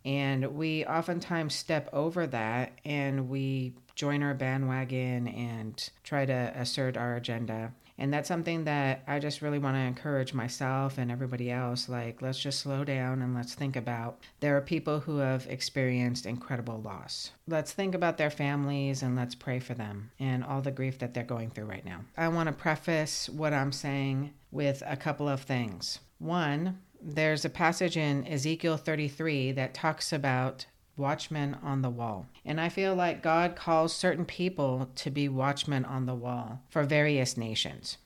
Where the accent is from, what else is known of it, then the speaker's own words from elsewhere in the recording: United States; We, as the American public